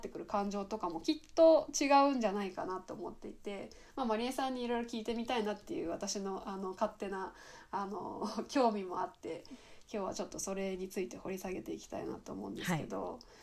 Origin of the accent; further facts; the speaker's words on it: Miyazaki, Japan; moved away as an adult; also born or lived in Kochi; 私も地方出身で、うん、まあ、地方から地方に行ったんだけど私の場合は、うん、 あの宮崎から高知に行ったんだけど